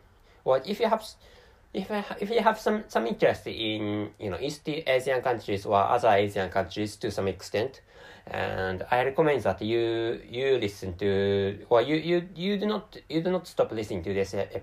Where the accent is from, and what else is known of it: Japan; first language Japanese; English is a second language; also born or lived in Tokyo